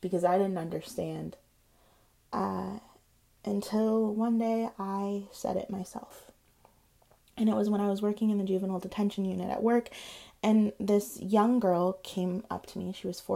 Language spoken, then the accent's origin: English; Michigan, United States; I'm just from Michigan.